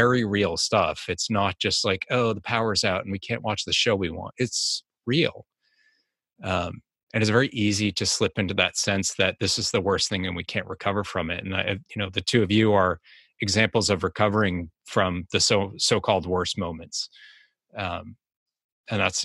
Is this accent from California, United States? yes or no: no; Boston, Massachusetts, United States; accent: Boston; my Boston accent